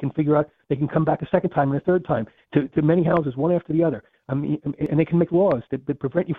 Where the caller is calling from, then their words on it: Charleston, South Carolina, United States; I'm calling from Charleston, South Carolina.